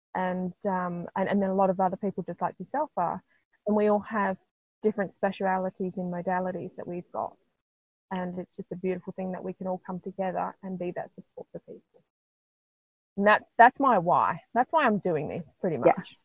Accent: Australia; I am Aussie

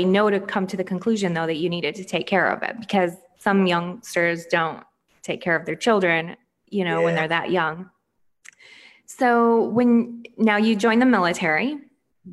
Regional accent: Michigan, United States; now in Florida, United States; Michigan, my home state. And I'm in Florida now

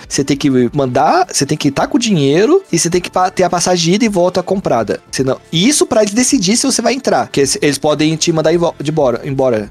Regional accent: Mogi das Cruzes, São Paulo, Brazil; Só saí de Mogi uma vez e foi pra ir pro Japão

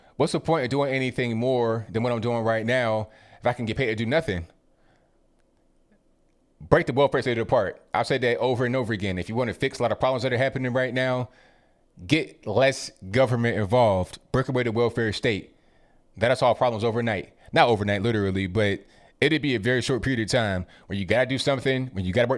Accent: Rand, West Virginia, United States; born there; I was born in West Virginia and Rand University, Rand, West Virginia, right outside of Charleston.

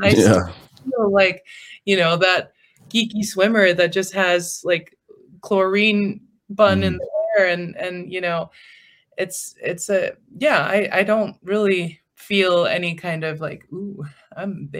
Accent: England, United Kingdom; this is my natural I'm English.

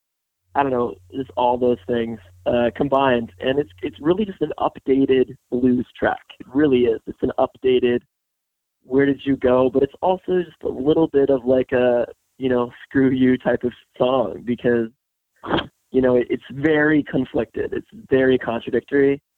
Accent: New York City, New York, United States; also born or lived in Virginia; I was raised in New York, and then I moved to Virginia for high school and stuff. And when I moved back to the city

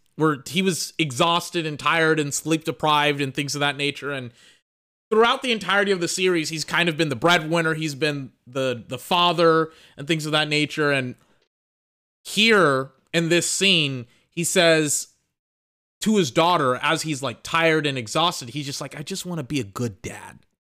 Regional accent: United States; I know I'm American. Look, I'm from the country.

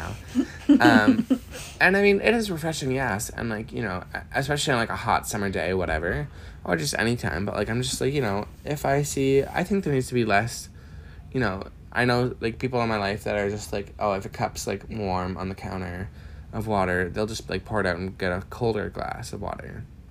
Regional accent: Miramichi, New Brunswick, Canada; moved away as an adult; now in Halifax, Canada; I come from Miramichi, New Brunswick, very small.

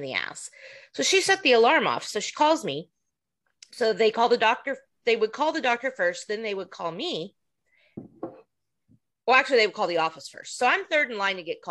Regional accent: Oklahoma, United States; now in Texas, United States; I am not a Texan. I'm an Oklahoman

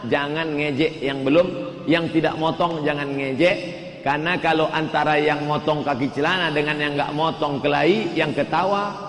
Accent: Indonesia; emak saya orang Melayu maka saya jadi Melayu

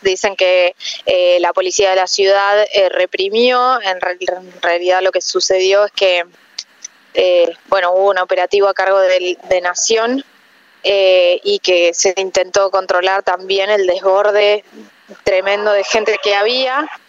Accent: Argentina; haber crecido aquí en Argentina

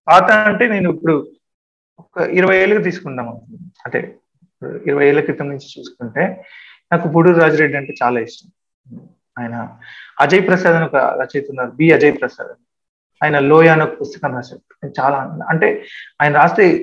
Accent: Telangana, India; moved away; తెలంగాణ అయితే నేను రాయలేను ఎందుకంటే మా అమ్మ నేను అదే ఊర్లో పుట్టి నేను పదిహేడు సంవత్సరాలు పెరిగాను

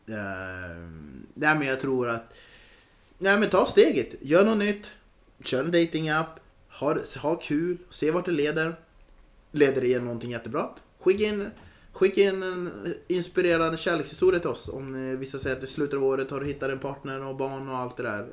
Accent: Östersund, Jämtland, Sweden; moved away; Jag är norrlänning

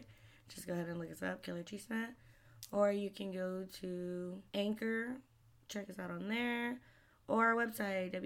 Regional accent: San Antonio, Texas, United States; born or raised there

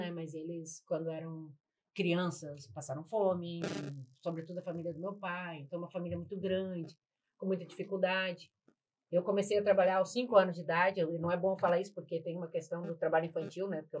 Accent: Rio Grande do Sul, Brazil; moved away as an adult; now in Rio de Janeiro, Brazil; Mas nasci no Rio Grande do Sul, morei lá até meus 29 anos. E aí, graças ao destino, vim parar no Rio de Janeiro.

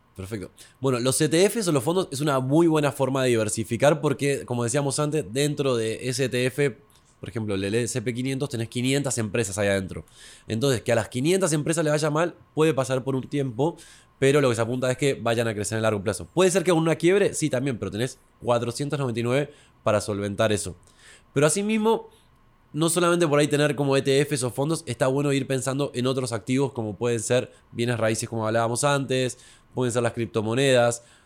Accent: Buenos Aires, Argentina; now in Santiago, Chile; como yo no era de Santiago, pues soy de Buenos Aires inicialmente

